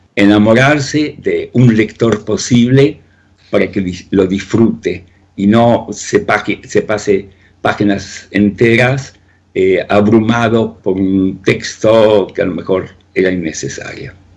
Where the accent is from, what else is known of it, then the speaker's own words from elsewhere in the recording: Río Ceballos, Córdoba, Argentina; moved away as an adult; also born or lived in Soviet Union / France / Spain; desde mi adolescencia, vividas allí en Río Ceballos